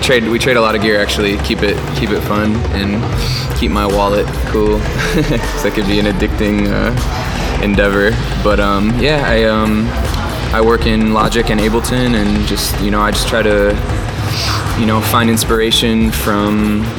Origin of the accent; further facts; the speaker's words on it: Chicago, Illinois, United States; growing up in Chicago, house and freestyle was a big part of my upbringing as well.